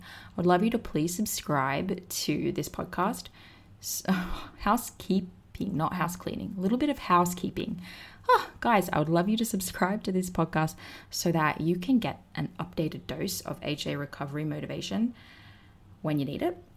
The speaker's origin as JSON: {"language": "English", "country": "Australia", "moved": "yes", "lives_now": "Austin, United States", "said": "I am from Australia, but I live in the States now"}